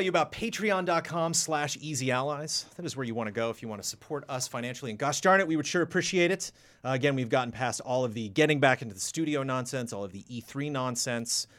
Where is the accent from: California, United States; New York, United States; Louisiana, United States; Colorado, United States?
California, United States; Born and raised in California